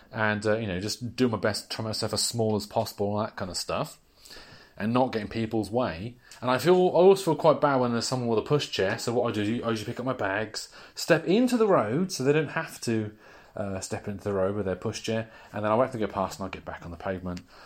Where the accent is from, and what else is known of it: United Kingdom